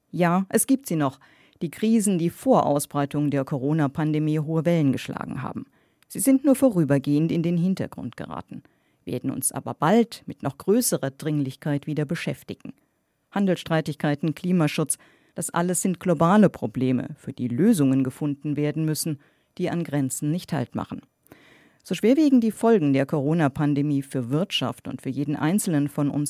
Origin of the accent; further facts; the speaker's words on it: Rhineland, Germany; Ich bin Rheinländer und damit chronischer Optimist